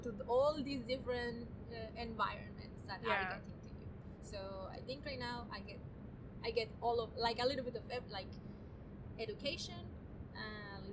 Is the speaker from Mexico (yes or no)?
yes; Chihuahua, Mexico; now in Los Angeles, United States; I was born and raised in Mexico in a city called Chihuahua, which is at the north of part of Mexico, very close to the border with Texas.